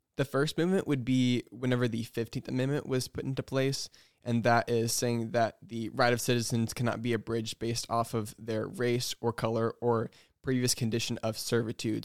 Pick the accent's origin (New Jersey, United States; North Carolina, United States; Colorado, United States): North Carolina, United States; moved away as an adult; also born or lived in Wheaton, Illinois; I'm from North Carolina